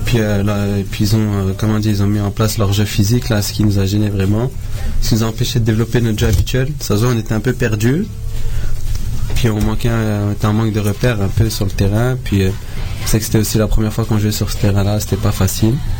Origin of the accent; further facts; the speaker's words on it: France; moved away; je viens de là-bas